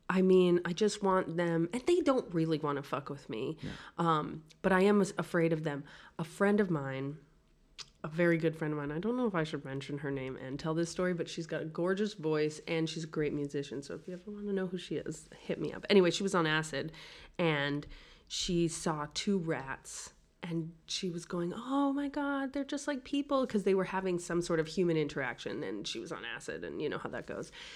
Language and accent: English; New York City, New York, United States; also born or lived in Greenwich Village, New York City; I grew up in Brooklyn